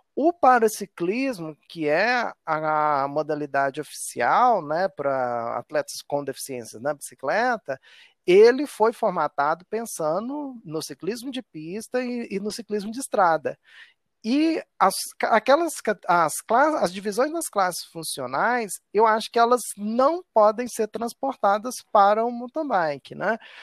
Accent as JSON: {"language": "Portuguese", "town": "Nova Lima", "region": "Minas Gerais", "country": "Brazil", "tie": "born or raised there", "said": "minha infância foi na década de 80, né? Então eu vivi a febre da, das BMX e como eu sou de Nova Lima e morava em Nova Lima"}